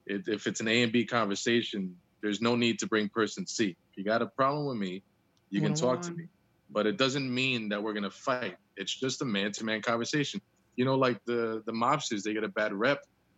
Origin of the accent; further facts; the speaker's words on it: New Jersey, United States; moved away as an adult; I'm originally from New Jersey, born and raised.